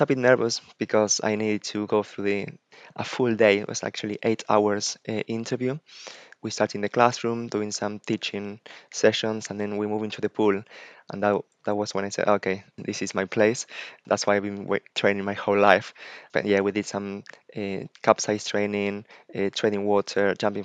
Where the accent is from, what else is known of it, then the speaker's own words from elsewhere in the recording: Buenos Aires, Argentina; moved away as an adult; also born or lived in Iceland; now in United Kingdom; I'm originally from Buenos Aires, Argentina